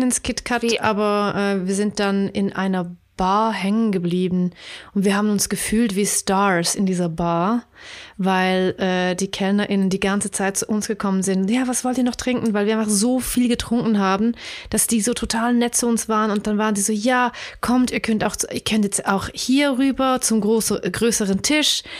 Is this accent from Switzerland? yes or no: yes; Switzerland